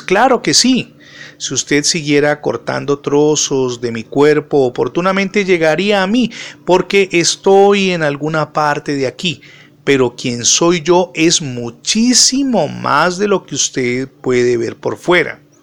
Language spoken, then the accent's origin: Spanish; Cali, Valle del Cauca, Colombia